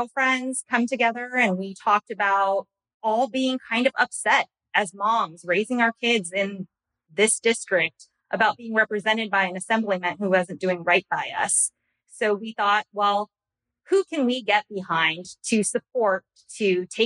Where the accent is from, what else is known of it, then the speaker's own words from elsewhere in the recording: Yorba Linda, California, United States; I grew up in Yorba Linda, birthplace of Richard Nixon